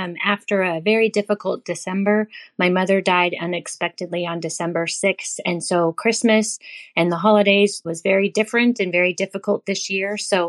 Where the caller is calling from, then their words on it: Oregon, United States; I'm calling from Oregon.